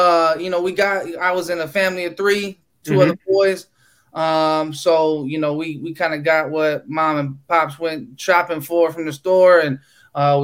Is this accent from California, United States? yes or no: yes; Lodi, California, United States; I'm from Lodi, California